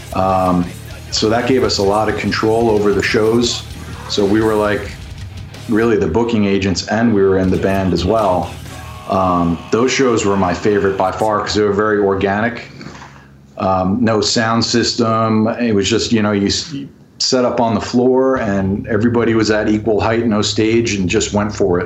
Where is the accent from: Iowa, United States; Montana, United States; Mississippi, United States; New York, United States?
New York, United States; the Hamptons, Long Island; I grew up out in the Hamptons